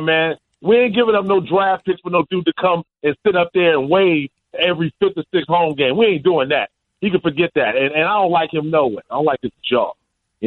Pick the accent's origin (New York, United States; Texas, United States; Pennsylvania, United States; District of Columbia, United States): New York, United States; New York City; I'm from Brooklyn